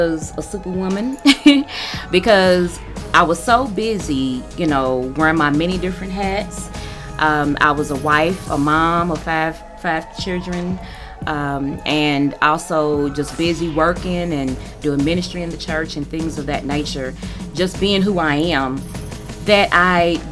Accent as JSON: {"language": "English", "town": "Louisville", "region": "Kentucky", "country": "United States", "said": "I am from Louisville, so I'm local."}